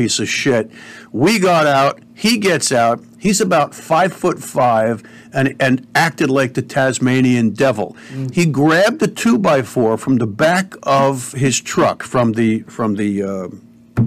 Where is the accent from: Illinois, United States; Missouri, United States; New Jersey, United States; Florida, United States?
New Jersey, United States; Cedar Grove; also born or lived in Bloomfield, New Jersey; We moved from Bloomfield, New Jersey to Cedar Grove. It was still Essex County.